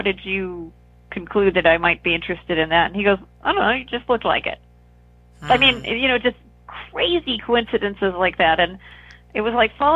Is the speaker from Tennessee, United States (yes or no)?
no; Northern Virginia, United States; I grew up in Virginia, Northern Virginia, near Washington, D.C.